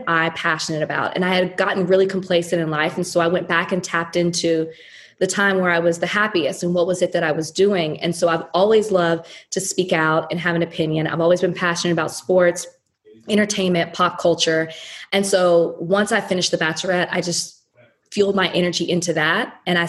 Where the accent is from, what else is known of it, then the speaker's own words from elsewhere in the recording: Southern United States, United States; You know, I'm from the South country.